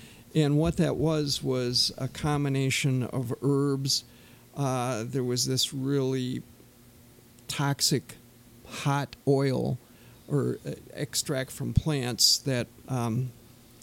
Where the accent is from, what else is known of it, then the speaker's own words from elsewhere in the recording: Turtle Lake, Wisconsin, United States; I'm a native of Turtle Lake, like you, Mark